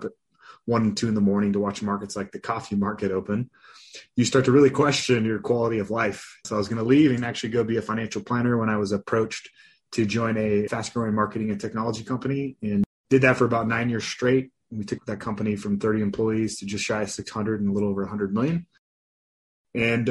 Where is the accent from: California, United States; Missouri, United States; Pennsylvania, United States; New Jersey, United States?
California, United States; Los Angeles; also born or lived in Colorado; now in Windsor, Colorado, United States; I grew up in Los Angeles, California